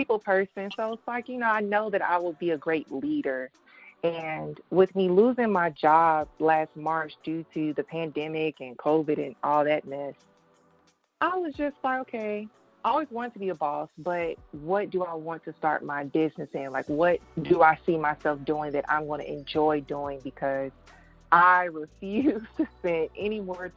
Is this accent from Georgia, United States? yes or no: yes; Atlanta, Georgia, United States; I was born and raised in Atlanta, Georgia